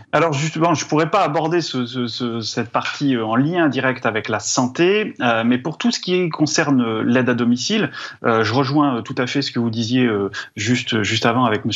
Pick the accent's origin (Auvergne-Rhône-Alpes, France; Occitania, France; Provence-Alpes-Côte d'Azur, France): Auvergne-Rhône-Alpes, France; Drôme; moi je viens de la Drôme